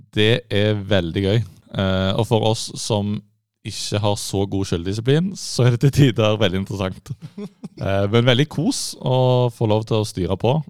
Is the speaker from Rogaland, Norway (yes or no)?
yes; Sandnes, Rogaland, Norway; now in Oslo, Norway; Men jeg er fra Sandnes, vakre Sandnes, som alle kjører gjennom for å komme til Stavanger